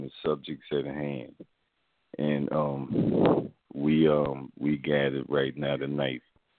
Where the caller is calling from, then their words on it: New Orleans, Louisiana, United States; I'm calling from New Orleans.